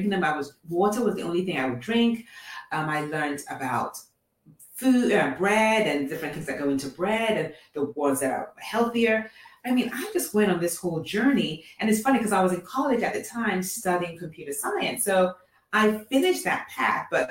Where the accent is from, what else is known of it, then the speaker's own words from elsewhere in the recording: Nigeria; also born or lived in England; now in Atlanta, United States; I'm originally from Nigeria, born in England, and then now I live in Atlanta.